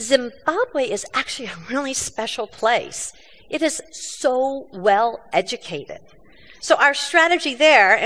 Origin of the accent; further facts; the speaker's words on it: United States; I'm an American.